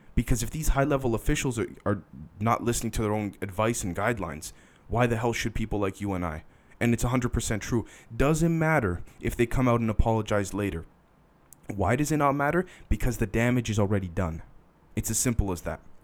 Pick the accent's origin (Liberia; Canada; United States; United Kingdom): Canada; I'm a Canadian